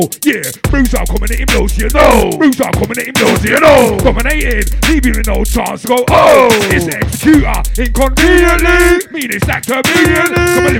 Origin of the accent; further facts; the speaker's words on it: London, United Kingdom; Oi, I was born and grown in London, mate. Therefore, it's British.